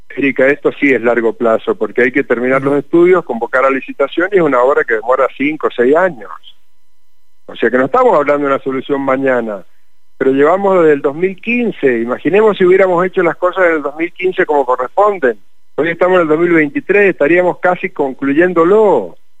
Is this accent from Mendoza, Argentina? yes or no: yes; Mendoza, Argentina; vamos a hacer como mendocinos